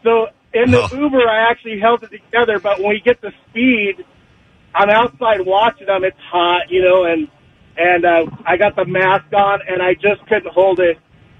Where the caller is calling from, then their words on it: Anaheim, California, United States; from Anaheim.